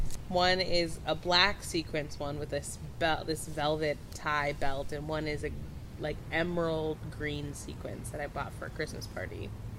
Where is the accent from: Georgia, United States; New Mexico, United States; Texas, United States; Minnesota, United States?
Minnesota, United States; Minneapolis; Minnesota is my hometown, my home state, I guess. Minneapolis is my hometown.